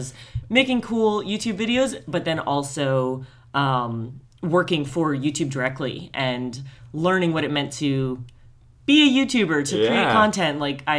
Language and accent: English; New Jersey, United States; also born or lived in Colorado; My parents are both from New Jersey. We lived in Colorado for a few years, but returned to the East Coast. So interestingly, I grew up an hour outside New York, but never went into the city.